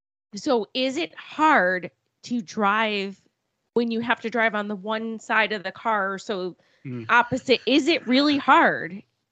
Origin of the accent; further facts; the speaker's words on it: Cheektowaga, New York, United States; moved away as an adult; now in Niagara County, United States; So we're originally from Buffalo, well, a suburb of Buffalo, which is called Cheektowaga, New York. And when we moved here, which was a few years ago